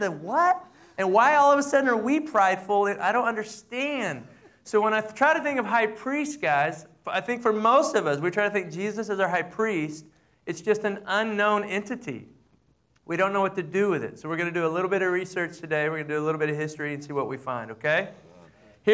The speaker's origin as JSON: {"language": "English", "town": "Amarillo", "region": "Texas", "country": "United States", "tie": "born or raised there", "said": "I grew up in the Southern Baptist Church in Amarillo, Texas"}